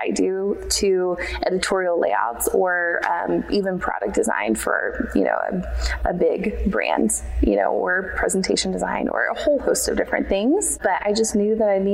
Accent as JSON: {"language": "English", "town": "Sugar Land", "region": "Texas", "country": "United States", "tie": "born or raised there", "also_born_or_lived": "Houston, Texas / Lubbock, Texas", "said": "Technically, I was born in Houston, but grew up mostly in the Missouri City, Sugarland area"}